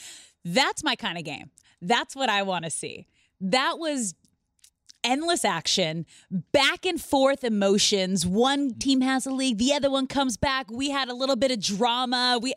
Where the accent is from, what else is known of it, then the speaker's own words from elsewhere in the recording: West Coast, United States; Yeah, I grew up on the West Coast.